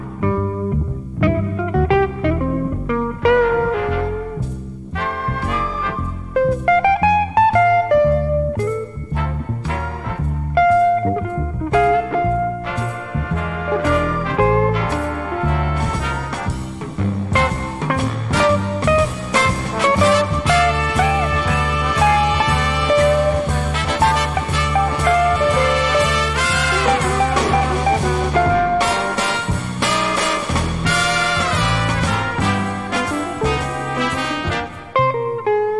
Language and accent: English; south of France, France; I grew up in South of France